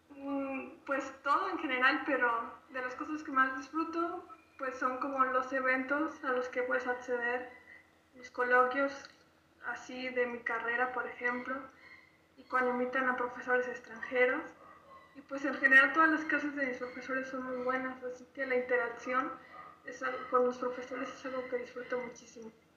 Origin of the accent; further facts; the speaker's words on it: Bajío, Mexico; yo soy de aquí, del Bajío